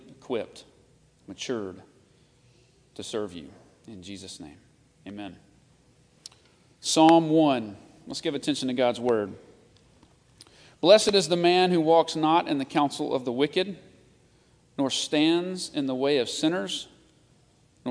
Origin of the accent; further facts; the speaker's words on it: Nashville, Tennessee, United States; I grew up in Nashville, the country music capital of the world. And like every good Nashvillian, I was country to the core.